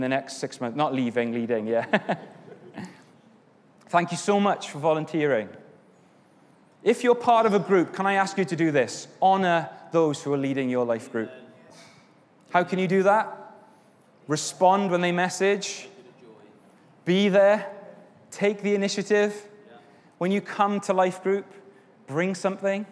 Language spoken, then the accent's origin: English; Wales, United Kingdom; now in England; I'm Welsh